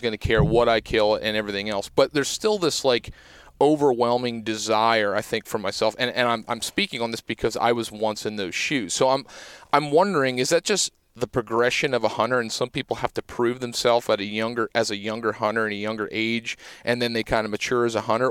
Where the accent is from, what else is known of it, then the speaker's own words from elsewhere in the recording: Pennsylvania, United States; growing up in Pennsylvania